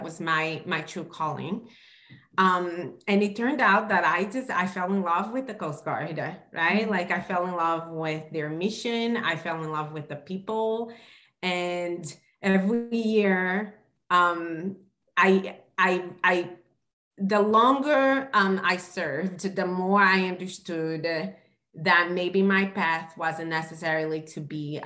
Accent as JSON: {"language": "English", "country": "Brazil", "tie": "born or raised there", "moved": "yes", "said": "growing up in Brazil, we didn't have a lot of money"}